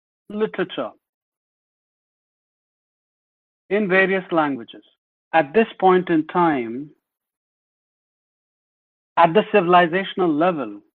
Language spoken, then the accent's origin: English; Bihar, India; moved away; also born or lived in Delhi; I come from Bihar originally